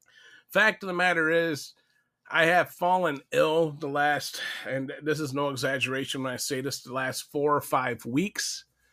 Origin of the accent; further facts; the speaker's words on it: Louisville, Kentucky, United States; I never divulged where I was from. My city was originally Louisville, Kentucky, where I hailed from.